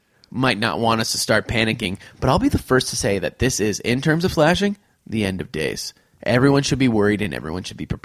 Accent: New Haven, Connecticut, United States; we grew up in New Haven, Connecticut

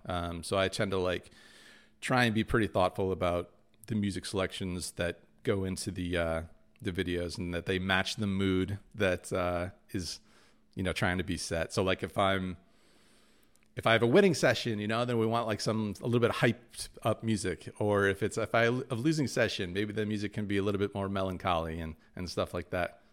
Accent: Michigan, United States; those are the two schools growing up in Michigan that, yeah, you sort of shoot for

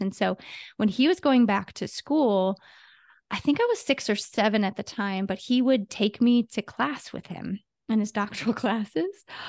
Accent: Ohio, United States; now in California, United States; I live in California, but I'm from Ohio

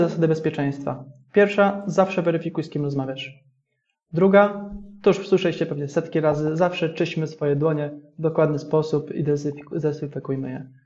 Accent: Jastrzębie-Zdrój, Silesian Voivodeship, Poland; ja jestem z Jastrzębia Zdroju, akurat się wywodzę

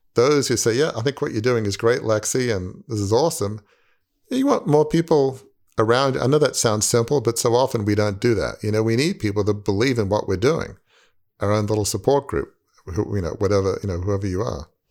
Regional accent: Australia; moved away; I'm from Australia

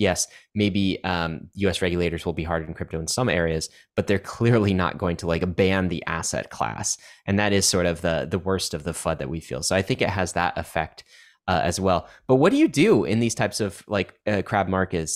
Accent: Canada; now in United States; I grew up in Canada

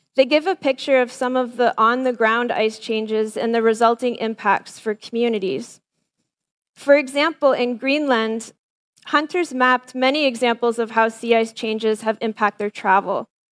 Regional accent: Windsor, Ontario, Canada; I'm a kid from Southern Ontario

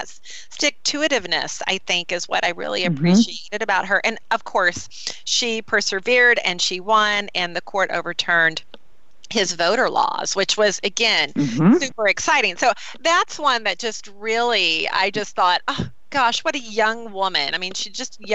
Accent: North Carolina, United States; also born or lived in Charlotte, North Carolina; I'm from North Carolina

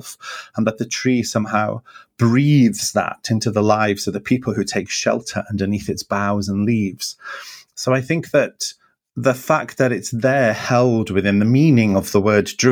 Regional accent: Wales, United Kingdom; I'm a Welsh person that lives in a Celtic

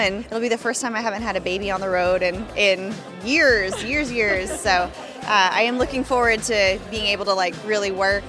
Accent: Oklahoma, United States; I'm from Oklahoma

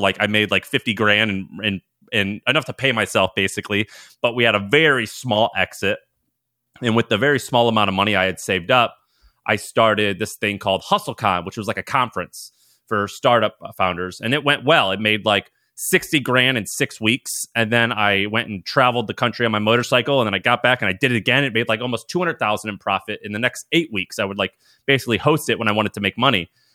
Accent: Missouri, United States; moved away as an adult; also born or lived in Nashville, Tennessee; I'm from Missouri, went to college in Tennessee, in Nashville, Tennessee

